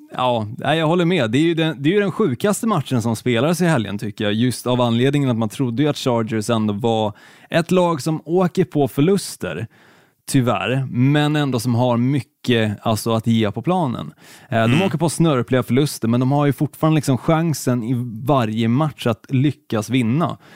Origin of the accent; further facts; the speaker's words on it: Helsingborg, Skåne, Sweden; Även fast jag är född i Skåne, jag är född i Helsingborg, så är jag ju fruktansvärt dålig på att härma skånska